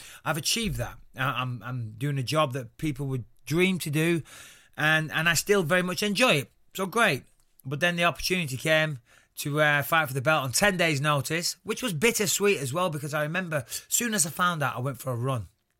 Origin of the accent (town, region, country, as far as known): North West England, United Kingdom; accent: Northwest slang